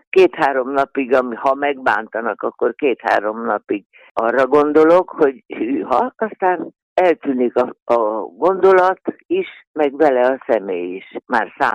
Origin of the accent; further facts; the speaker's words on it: Szeged, Csongrád-Csanád, Hungary; moved away as an adult; also born or lived in Kaposvár; now in Budapest, Hungary; ott születtem, szegedi lány vagyok, ott élt az édesanyám, azért mentem Szegedre vissza